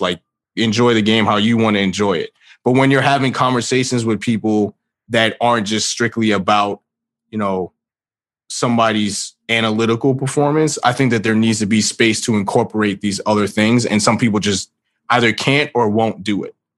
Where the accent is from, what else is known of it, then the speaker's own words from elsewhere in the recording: New York City, New York, United States; I grew up in New York. I'm from the Bronx